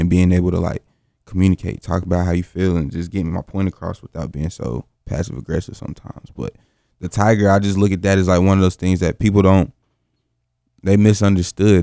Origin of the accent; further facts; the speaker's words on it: Greensboro, North Carolina, United States; from Greensboro, North Carolina, born and raised